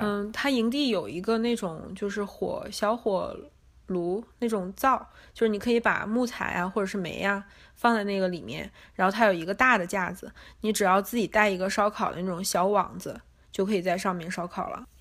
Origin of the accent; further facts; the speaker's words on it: Northeast China, China; moved away as an adult; now in Los Angeles, United States; 我是东北人嘛